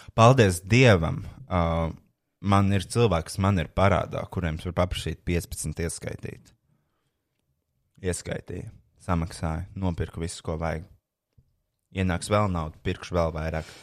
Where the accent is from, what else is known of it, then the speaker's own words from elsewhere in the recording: Latvia; es esmu latvietis.